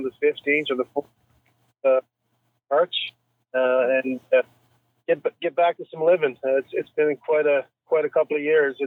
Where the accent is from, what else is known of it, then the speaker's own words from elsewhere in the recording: Bay Roberts, Newfoundland and Labrador, Canada; growing up as a young man in Bay Roberts, which is my hometown.